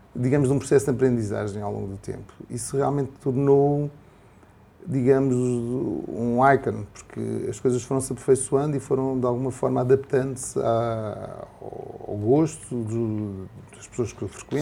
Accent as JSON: {"language": "Portuguese", "country": "Portugal", "said": "como português"}